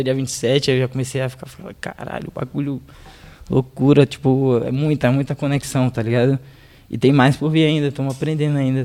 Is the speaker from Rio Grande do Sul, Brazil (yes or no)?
no; Salvador, Bahia, Brazil; quando eu era moleque em Salvador